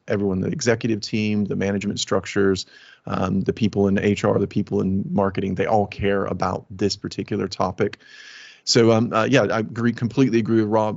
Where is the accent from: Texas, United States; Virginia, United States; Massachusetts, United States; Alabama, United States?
Alabama, United States; moved away as an adult; now in United Kingdom; My pa- my family is from Alabama. My father was a Southern Baptist preacher. I lived in a trailer